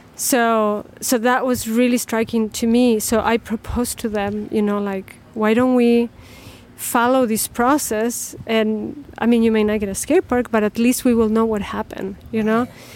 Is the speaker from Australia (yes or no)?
no; Chile; also born or lived in Chicago; now in Northfield, United States; I'm from Chile originally